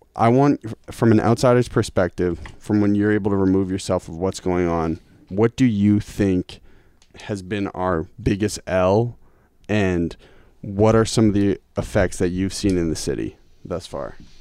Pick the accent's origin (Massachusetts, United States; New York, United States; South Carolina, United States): Massachusetts, United States; Lincoln; also born or lived in Cambridge; I spent time in Lincoln. But my schooling was in Lincoln